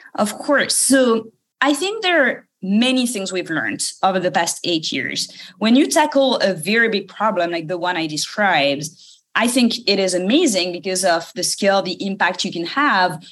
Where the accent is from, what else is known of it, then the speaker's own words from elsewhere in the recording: suburb of Paris, Île-de-France, France; English is a second language; moved away; maybe you can tell from my accent. I was uh, born in France, uh, in the suburb of Paris